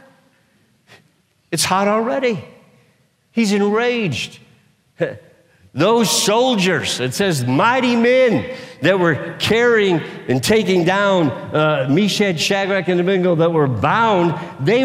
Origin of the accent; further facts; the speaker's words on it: United States; I've been born and raised in the United States of America